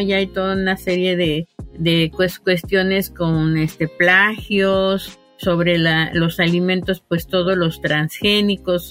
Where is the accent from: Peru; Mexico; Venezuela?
Mexico; Veracruz; moved away as an adult; yo soy originaria del estado de Veracruz, pero la vida me trajo aquí a la sierra